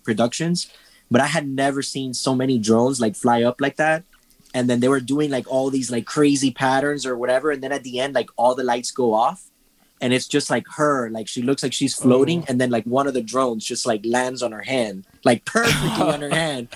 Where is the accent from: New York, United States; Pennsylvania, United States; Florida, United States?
Florida, United States; Miami; I'm from Miami, Florida